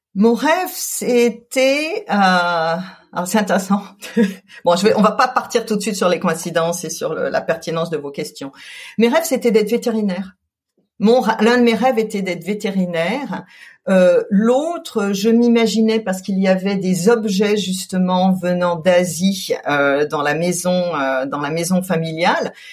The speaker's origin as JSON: {"language": "French", "town": "Colmar", "region": "Grand Est", "country": "France", "tie": "born or raised there", "also_born_or_lived": "Paris", "moved": "yes", "said": "J'ai grandi en Alsace. Je suis née à Colmar"}